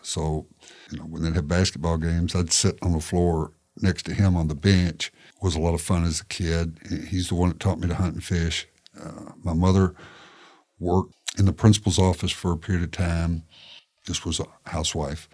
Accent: Shelbyville, Tennessee, United States; moved away as an adult; also born or lived in Kentucky; now in Tallahassee, United States; I grew up in Shelbyville, obviously, and that is the um, world headquarters of the Tennessee walking horse

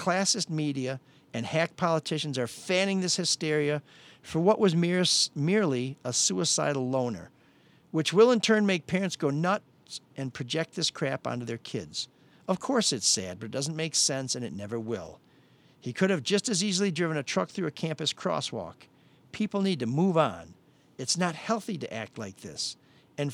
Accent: Detroit, Michigan, United States; I was born and raised in Detroit.

